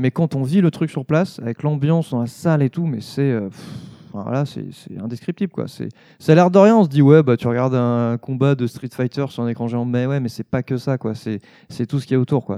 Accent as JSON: {"language": "French", "area": "Savoy", "region": "Auvergne-Rhône-Alpes", "country": "France", "said": "moi, je suis savoyard."}